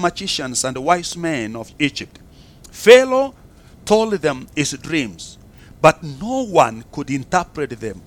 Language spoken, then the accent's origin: English; Kenya